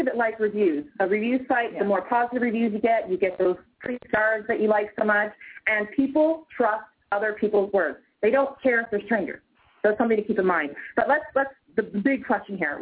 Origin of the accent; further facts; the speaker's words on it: Canada; I'm Canadian